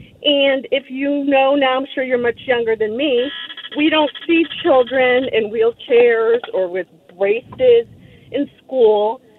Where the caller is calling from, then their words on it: Houston, Texas, United States; I am a registered nurse. I'm calling from Houston, Texas.